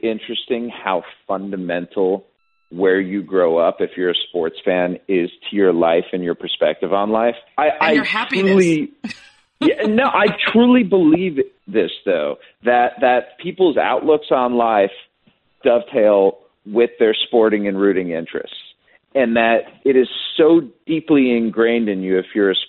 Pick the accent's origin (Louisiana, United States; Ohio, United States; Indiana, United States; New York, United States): Ohio, United States; Cleveland; moved away as an adult; now in Kansas City, United States; growing up in Cleveland